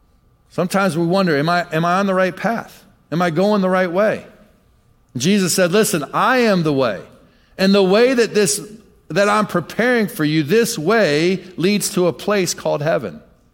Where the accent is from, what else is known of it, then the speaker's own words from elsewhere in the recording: Michigan, United States; Many times, well, I'm from Michigan. My dad was in the ministry. My dad was a pastor. I moved every couple years for a lot of my life.